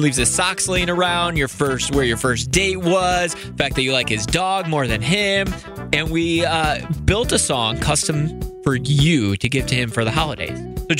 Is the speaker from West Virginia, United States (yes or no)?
yes; Wheeling, West Virginia, United States; my hometown of Wheeling